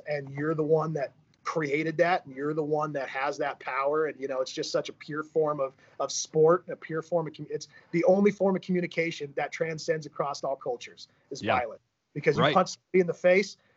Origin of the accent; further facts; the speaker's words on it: Tri-Cities, Washington, United States; grew up in the ugly desert of Tri-Cities, Washington.